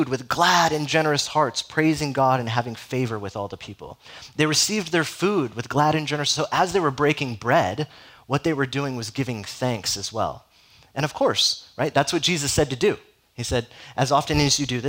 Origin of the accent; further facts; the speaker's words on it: Southern California, United States; moved away; I'm from Southern California, so there's not a whole lot of Catholic presence in Southern California